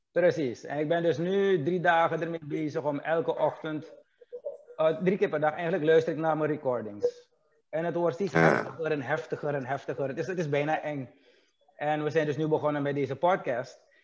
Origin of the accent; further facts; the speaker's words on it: Suriname; wij, dus als Surinamers, maar vroeger waren we een bloeiend land